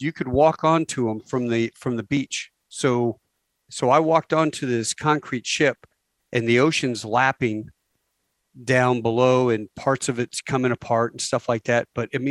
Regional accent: Virginia, United States; I grew up on Little Creek Amphibious Base.

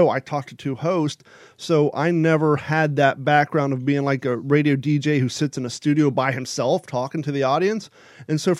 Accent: Kentucky, United States; also born or lived in Ohio / California; before living in here, I lived in California, but just because I grew up in Kentucky and Ohio, it's still weird to me to have Christmas without the cold, cold weather

